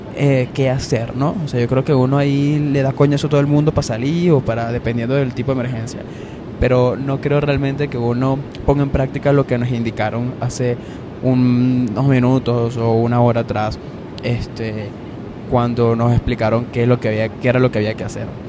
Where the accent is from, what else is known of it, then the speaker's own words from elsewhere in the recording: Valencia, Carabobo, Venezuela; moved away as an adult; yo soy de Valencia, En la ciudad.